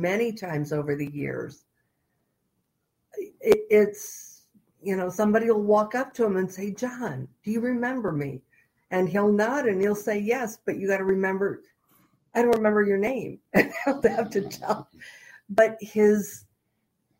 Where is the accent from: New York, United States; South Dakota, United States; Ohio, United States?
New York, United States; Lancaster; moved away; I grew up somewhere in New York outside of Buffalo.